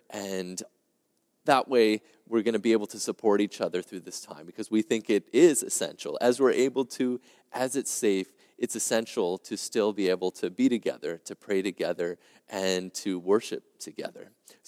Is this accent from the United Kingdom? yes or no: no; Quebec, Canada; now in Ontario, Canada; as you probably know, I came here from Quebec. And for us in Quebec, the first lockdown was actually March 13th, 2020.